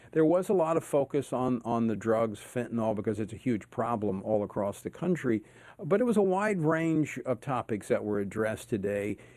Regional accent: Oklahoma, United States; moved away; I grew up in Oklahoma, went to went to high school there.

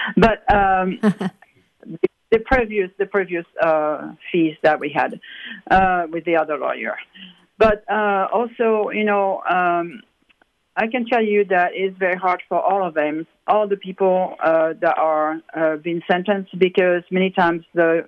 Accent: France; now in United States; I came from France, which is a pretty atheist, and it was wonderful, and the people were so welcoming and all that.

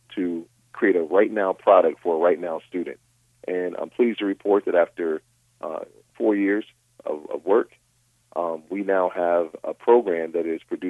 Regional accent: Rochester, New York, United States; now in Westlake Village, United States; my hometown of Rochester, New York

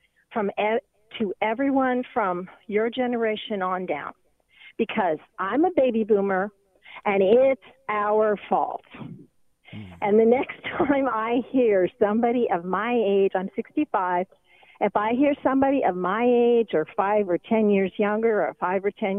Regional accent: Portland, Oregon, United States; moved away; I'm from Portland, Oregon.

